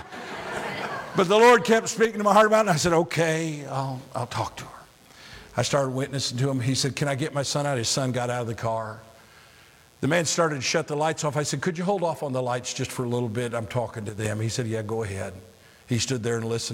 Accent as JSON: {"language": "English", "region": "Illinois", "country": "United States", "tie": "born or raised there", "moved": "yes", "said": "I grew up in Illinois"}